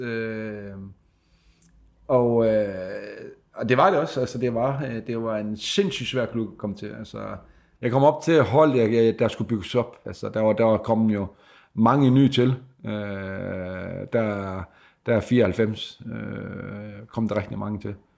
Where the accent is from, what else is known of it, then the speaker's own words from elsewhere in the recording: Sæby, North Denmark Region, Denmark; jeg er jo fra Sæbe, og øh, kom ind som øh, junior spiller her til Frederikshavn